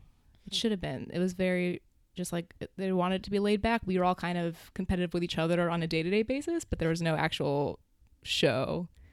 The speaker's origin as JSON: {"language": "English", "area": "right outside DC", "region": "Maryland", "country": "United States", "tie": "born or raised there", "said": "Right outside D.C. in Maryland."}